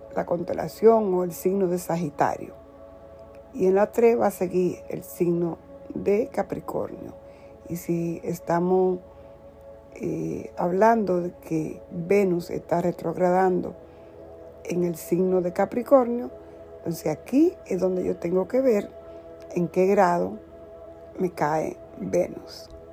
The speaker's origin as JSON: {"language": "Spanish", "country": "Dominican Republic", "said": "soy de la República Dominicana"}